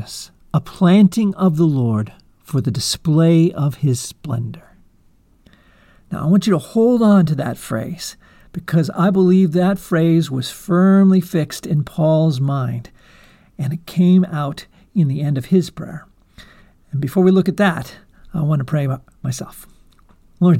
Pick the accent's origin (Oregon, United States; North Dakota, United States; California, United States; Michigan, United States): California, United States; California Central Coast, United States; I had the privilege of growing up in the California Central Coast